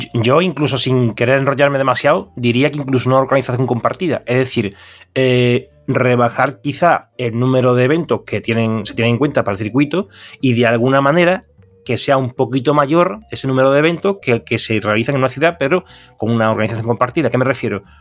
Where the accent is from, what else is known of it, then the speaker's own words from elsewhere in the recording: Seville, Andalusia, Spain; nosotros que somos de Sevilla